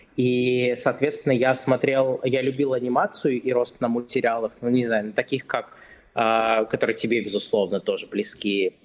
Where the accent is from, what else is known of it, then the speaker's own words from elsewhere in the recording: Krasnogorsk, Moscow Oblast, Russia; moved away as an adult; now in United States; Я из Красногорска. Это небольшой город рядом с Москвой